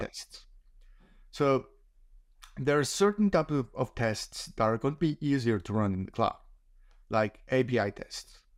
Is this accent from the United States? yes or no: no; Colombia; moved away as an adult; now in Australia; I was a software engineer back in my home country in Colombia. for a few years before I moved to Australia